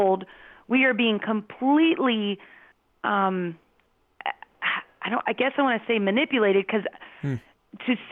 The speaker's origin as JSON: {"language": "English", "town": "Phoenix", "region": "Arizona", "country": "United States", "tie": "born or raised there", "said": "I grew up in Phoenix"}